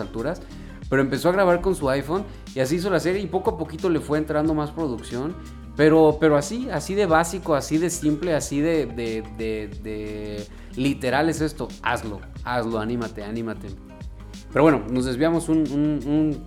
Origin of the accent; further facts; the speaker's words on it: Guadalajara, Jalisco, Mexico; moved away as an adult; now in Vancouver, Canada; yo soy de Guadalajara